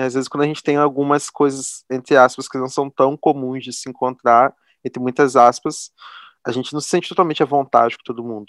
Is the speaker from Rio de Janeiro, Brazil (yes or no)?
yes; interior of Rio de Janeiro state, Brazil; Eu não sou carioca, sou fluminense do interior